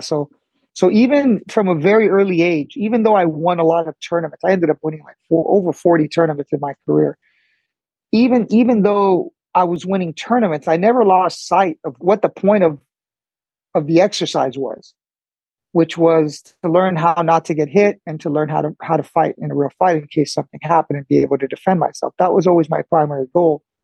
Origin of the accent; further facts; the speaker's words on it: El Monte, California, United States; also born or lived in Cuba; i grew up in california basically my whole life